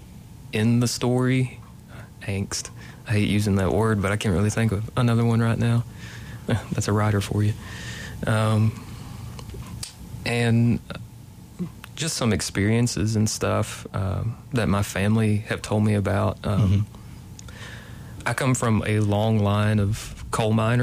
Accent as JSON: {"language": "English", "area": "McCreary County", "region": "Kentucky", "country": "United States", "tie": "born or raised there", "said": "I am originally from McCreary County. I grew up pretty close to Mine 18 and Blue Heron and all that stuff."}